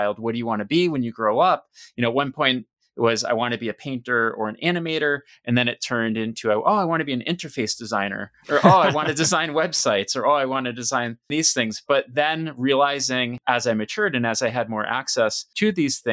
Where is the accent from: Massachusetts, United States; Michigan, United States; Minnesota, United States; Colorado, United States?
Massachusetts, United States; Western; I grew up in Western Mass